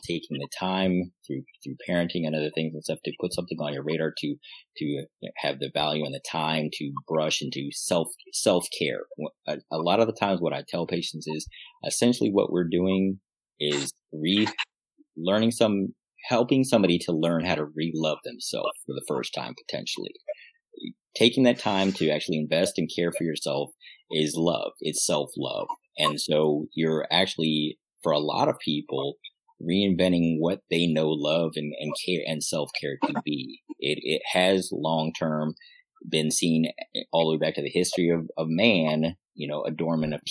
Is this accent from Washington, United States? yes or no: no; Colorado, United States; now in Pittsburgh, United States; I'm originally from Colorado